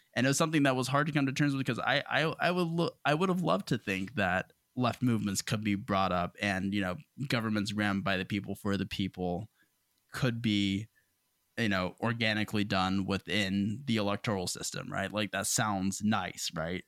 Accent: United States; being an American

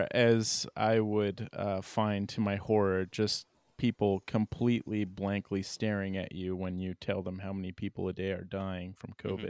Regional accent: United States; as an American

